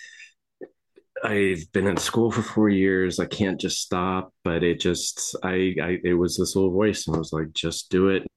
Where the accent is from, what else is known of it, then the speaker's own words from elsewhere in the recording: Las Vegas, Nevada, United States; I grew up in Las Vegas around Area 51